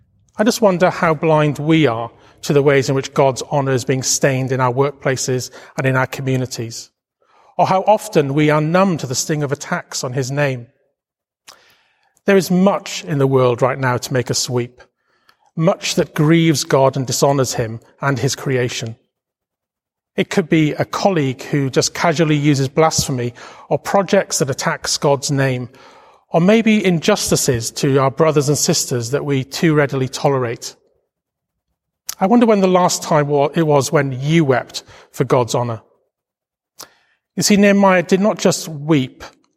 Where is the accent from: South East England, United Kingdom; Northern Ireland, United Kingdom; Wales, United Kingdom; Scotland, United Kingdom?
Wales, United Kingdom; now in London, United Kingdom; Now, you may not realize this from my accent, but I'm a proud Welshman. And I've lived in London most of my life by this time, but I still call Wales home.